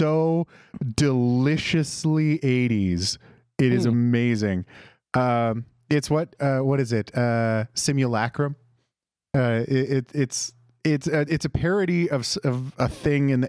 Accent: Canada; near my hometown, if you go down south of the border, there's a little town called Minot in North Dakota

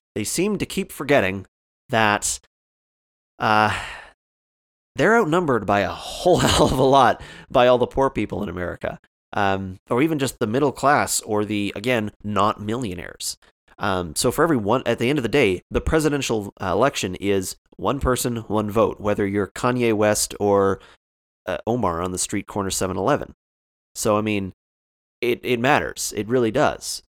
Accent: Canada; I'm Canadian

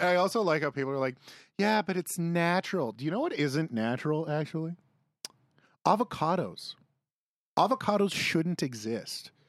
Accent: Saskatchewan, Canada; I grew up in Saskatchewan

